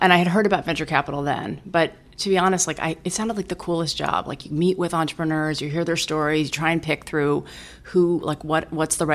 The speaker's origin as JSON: {"language": "English", "region": "East Coast", "country": "United States", "tie": "born or raised there", "moved": "yes", "said": "I'm a first-born child of a Chinese immigrant family. I grew up on the East Coast"}